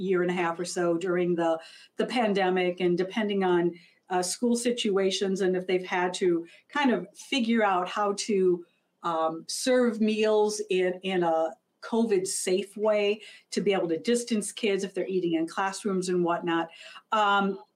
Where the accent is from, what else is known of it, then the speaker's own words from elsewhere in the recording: Minnesota, United States; I'm from Minnesota, I live in Minneapolis